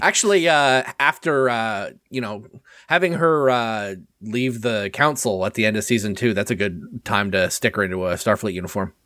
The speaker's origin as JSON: {"language": "English", "country": "Canada", "said": "as a Canadian"}